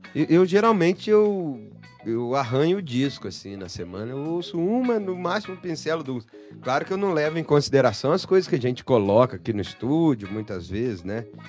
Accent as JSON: {"language": "Portuguese", "town": "Elói Mendes", "region": "Minas Gerais", "country": "Brazil", "said": "Eu sou de Eloy Mendes, Minas Gerais"}